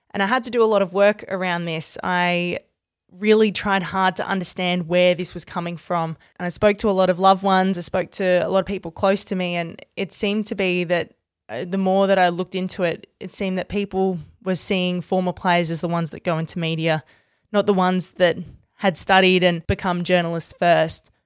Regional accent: Australia; my own dual career as an Australian cricketer and a sports broadcaster

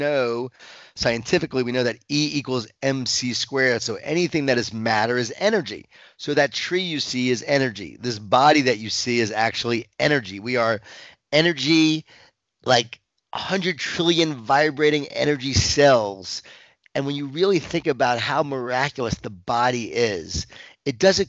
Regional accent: Long Island, New York, United States; I grew up in Long Island, New York

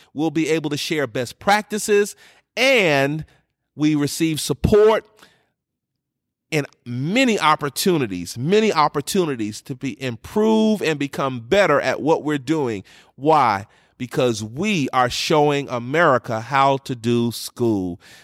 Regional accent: New York, United States; moved away; growing up in New York

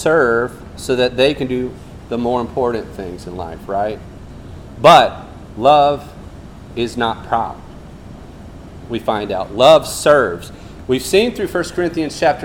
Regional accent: Fiji; moved away; I grew up in Fiji where we went barefoot more than the Durban boys

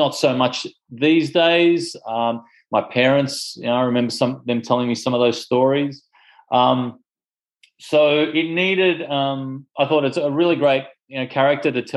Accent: Australia; accent: Australian; first language Greek; English is a second language; You can hear it in my voice that I speak with an Australian accent

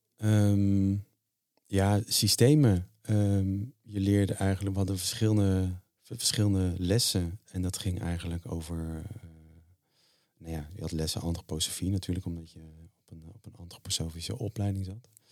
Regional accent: Zeeland, Netherlands; ik ben geboren in de Zeeuwse klei. En, eh, daar was ik al vanaf klein af, jongetje af aan

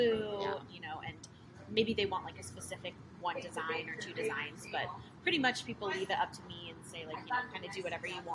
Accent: Costa Mesa, California, United States; moved away as an adult; also born or lived in San Francisco; I'm from Costa Mesa. I was born and raised here

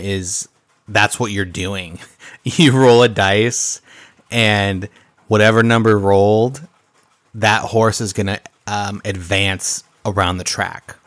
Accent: Midwest, United States; we're from the Midwest

